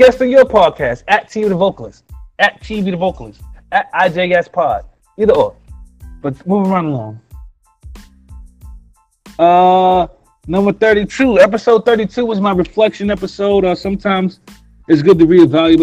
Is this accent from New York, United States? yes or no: yes; New York City, New York, United States; I'm from Brooklyn